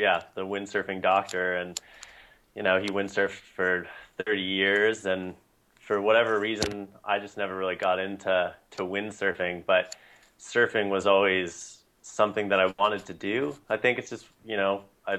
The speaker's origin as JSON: {"language": "English", "town": "Pistol River", "region": "Oregon", "country": "United States", "tie": "born or raised there", "said": "I grew up in Southern Oregon, beautiful stretch of coast"}